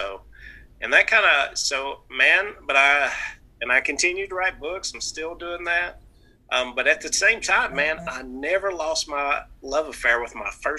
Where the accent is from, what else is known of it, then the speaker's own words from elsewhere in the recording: the South, United States; accent: nasal twang; My nasal's twang. I'm from the South